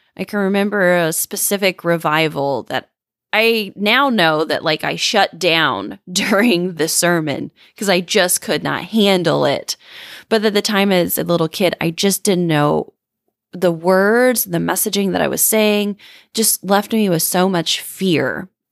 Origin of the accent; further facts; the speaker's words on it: Indiana, United States; Grew up in the Bible Belt. You know, I grew up in Indiana